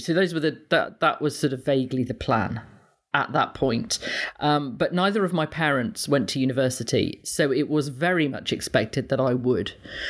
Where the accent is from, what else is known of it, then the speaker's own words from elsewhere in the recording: East Midlands, United Kingdom; I grew up in Leicestershire.